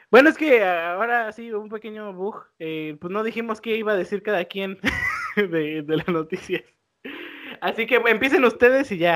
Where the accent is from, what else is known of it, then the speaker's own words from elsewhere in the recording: Mexico; somos de México, ¿no?